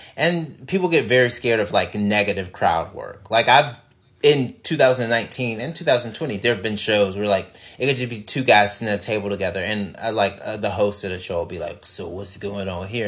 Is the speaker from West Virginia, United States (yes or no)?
no; Mississippi, United States; I'm from Mississippi